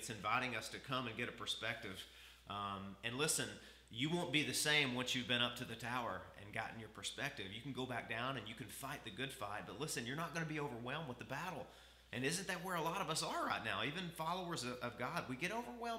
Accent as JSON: {"language": "English", "region": "the South", "country": "United States", "said": "I come from the South"}